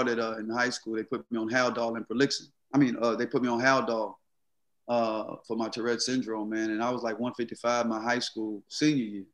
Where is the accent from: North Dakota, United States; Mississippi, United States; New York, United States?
Mississippi, United States; growing up in Mississippi